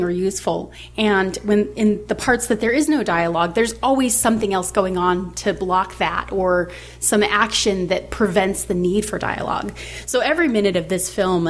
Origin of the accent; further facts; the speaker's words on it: United States; As an American myself